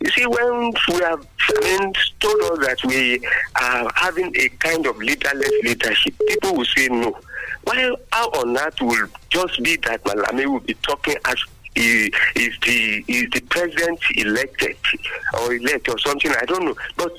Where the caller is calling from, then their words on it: Abeokuta, Ogun State, Nigeria; from Abeokuta.